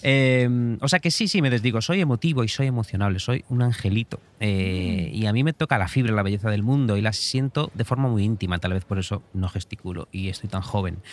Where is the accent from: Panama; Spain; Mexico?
Spain; Galicia; como gallego que soy